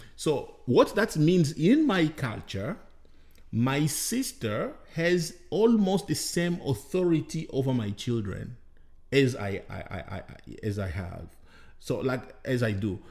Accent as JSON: {"language": "English", "country": "DR Congo", "also_born_or_lived": "Rwanda", "moved": "as an adult", "said": "I'm from the Democratic Republic of Congo"}